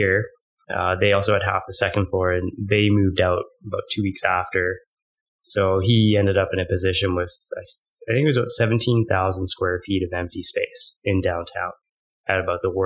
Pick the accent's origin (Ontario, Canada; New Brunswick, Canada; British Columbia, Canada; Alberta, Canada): Alberta, Canada; Calgary; also born or lived in Victoria; I'm born and raised in Calgary.